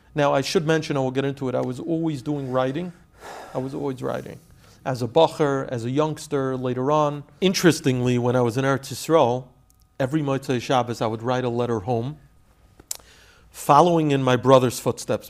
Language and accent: English; New York City, New York, United States; I grew up in Flatbush, Brooklyn.